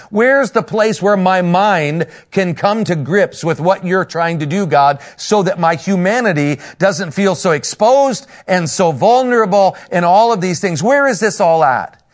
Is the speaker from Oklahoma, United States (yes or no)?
no; Northern Indiana, United States; I'm from Northern Indiana, a pastor up there